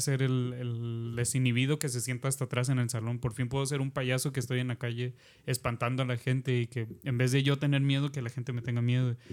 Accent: southern Oaxaca, Mexico; moved away; de donde soy, de allá del, del pueblo, vaya, de Oaxaca del sur.

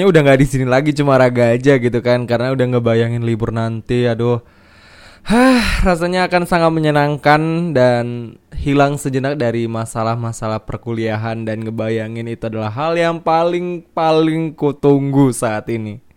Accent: Medan, North Sumatra, Indonesia; aku rencana nih aku akan balik ke ke Medan karena aku kan sebenarnya asalnya dari Medan walaupun dari Medan juga entah berapa jam lagi gitu kan. Pokoknya aku bilangnya dari Medan sih.

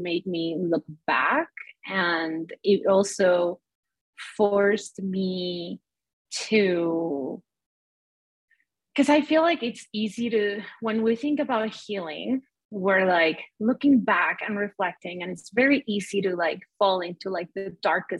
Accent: Mexico; now in United States; I grew up in Mexico where our infrastructure is barely there and it works very differently

